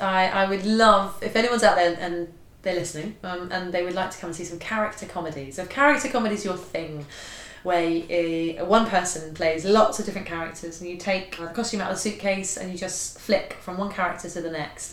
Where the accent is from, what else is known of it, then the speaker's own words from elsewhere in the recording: Bishop's Stortford, East of England, United Kingdom; I come from a very sort of typical town, Bishop Stortford, lovely town